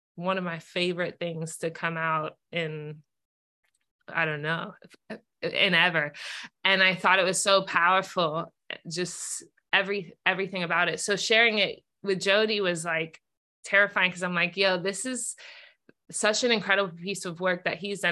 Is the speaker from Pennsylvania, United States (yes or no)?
no; Bay Area, California, United States; growing up in the Bay Area